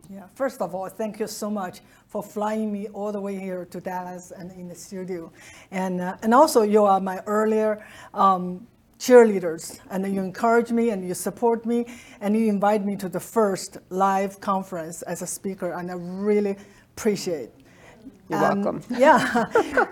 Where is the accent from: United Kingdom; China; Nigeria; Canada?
China; now in United States; growing up in Mao's China